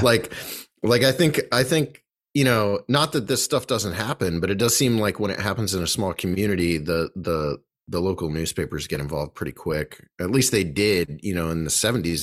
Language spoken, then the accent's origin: English; Bolivar, Ohio, United States; we grew up in Bolivar